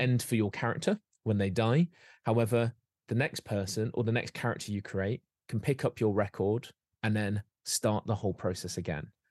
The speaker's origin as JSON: {"language": "English", "area": "Derbyshire", "region": "East Midlands", "country": "United Kingdom", "tie": "born or raised there", "said": "when I was growing up, and I grew up in Derbyshire"}